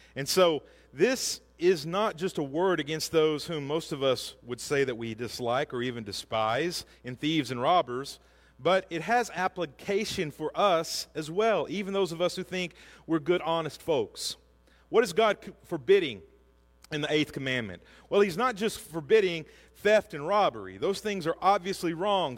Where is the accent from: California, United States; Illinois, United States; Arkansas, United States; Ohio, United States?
Arkansas, United States; Hackett; We grew up in Hackett, which is outside of Greenwood, if you know where that is, south of Fort Smith.